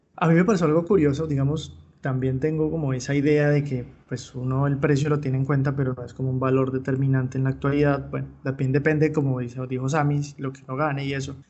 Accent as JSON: {"language": "Spanish", "country": "Colombia"}